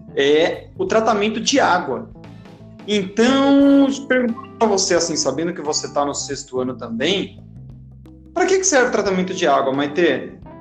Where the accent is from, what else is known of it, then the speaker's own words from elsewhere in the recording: Itatiba, São Paulo, Brazil; eu sou de Itatiba, mas eu dou aula lá em Campinas